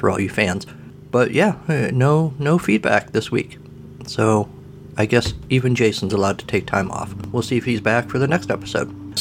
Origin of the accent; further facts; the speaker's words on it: United States; I'm an American